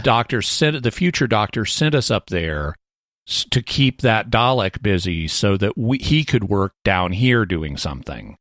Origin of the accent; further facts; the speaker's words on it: United States; as an American